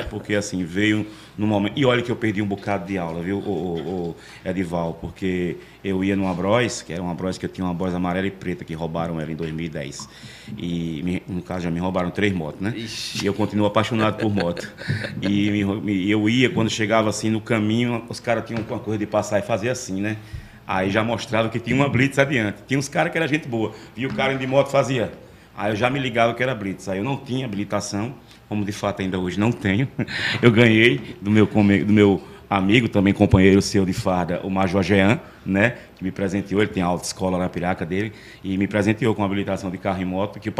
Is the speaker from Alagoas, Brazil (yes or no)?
yes; Arapiraca, Alagoas, Brazil; Nasci aqui no Hospital Nossa Senhora de Fátima, pela saudosa doutora, pelas mãos da saudosa, saudosa doutora Ceci Cunha, no dia 13 de março de 1978, uma sexta-feira 13, às 22 horas e 10 minutos. Então, tenho muito orgulho de ser esse arapiraquense.